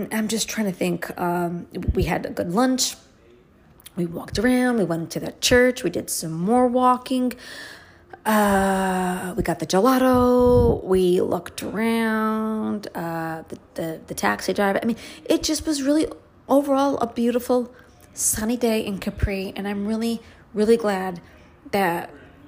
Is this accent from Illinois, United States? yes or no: no; New York City, New York, United States; now in upstate New York, United States; what it was like for me growing up in Brooklyn.